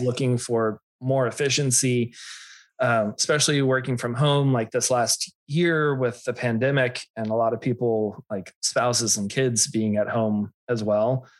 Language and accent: English; Austin, Texas, United States; I grew up in Austin